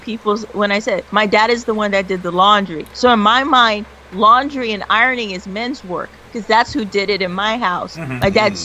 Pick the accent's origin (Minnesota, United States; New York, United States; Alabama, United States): New York, United States; Queens; Yeah, I'm from Queens.